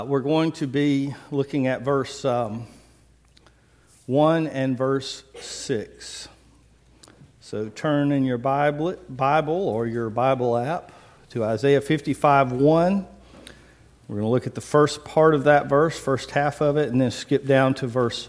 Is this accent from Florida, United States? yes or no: no; Biloxi, Mississippi, United States; I grew up in Biloxi, didn't grow up in North Mississippi. Grew up a coast fella